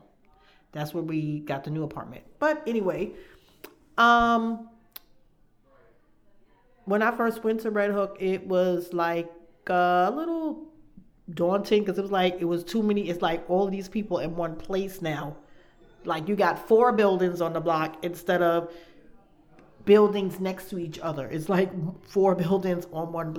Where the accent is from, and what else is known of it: New York, United States; also born or lived in downtown Brooklyn